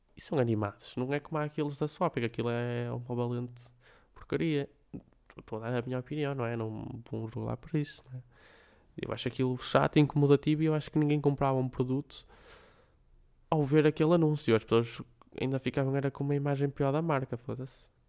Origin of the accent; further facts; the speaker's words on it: Braga, Norte, Portugal; Braga, a minha terra, eu vivo aqui desde que nasci